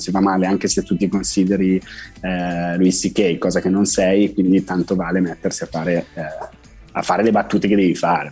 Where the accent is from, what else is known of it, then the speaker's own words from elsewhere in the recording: Algeria; Italian is a second language; also born or lived in France; now in Italy; io sono un piede nero, cioè sono un francese nato in Algeria